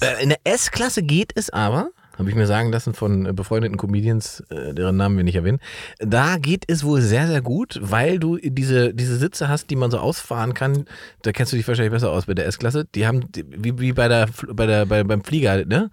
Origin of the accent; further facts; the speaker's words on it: East Germany, Germany; ich bin ja ein Ossi-Junge